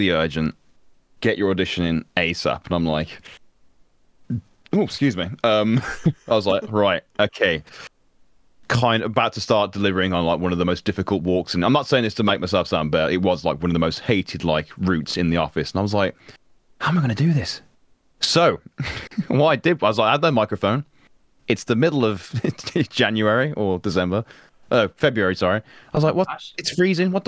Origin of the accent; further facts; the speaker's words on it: Birmingham, West Midlands, United Kingdom; I'm from Birmingham. I live in Birmingham.